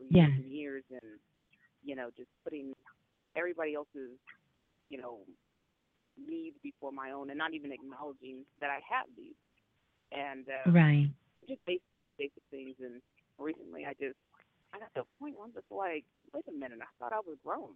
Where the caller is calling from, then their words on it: California, United States; I'm calling in from California.